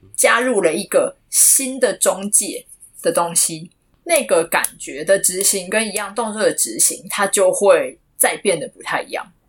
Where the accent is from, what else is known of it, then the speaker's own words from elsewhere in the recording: Taipei, Taiwan; moved away as an adult; 我原本我在台湾的生活形态就比较静态，所以我就是，我从小到大一直都是在台北长大的